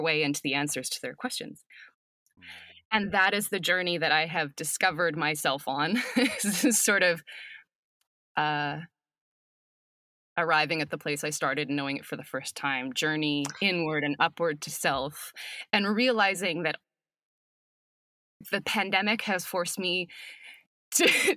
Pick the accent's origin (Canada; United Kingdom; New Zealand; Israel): Canada; now in Los Angeles, United States; as a Canadian